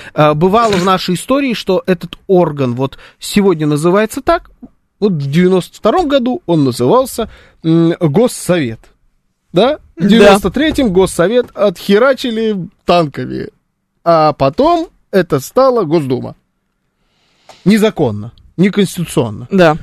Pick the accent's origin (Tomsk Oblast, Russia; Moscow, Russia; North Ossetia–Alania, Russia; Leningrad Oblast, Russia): Moscow, Russia; born or raised there